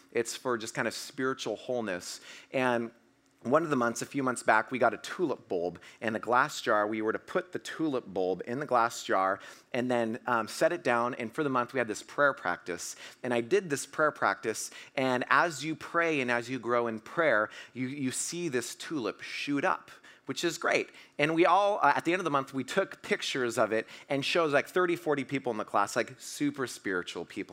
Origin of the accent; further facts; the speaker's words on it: Washington, United States; I'm from Washington, so I run to my car 'cause it's raining, 'cause it always rains in Washington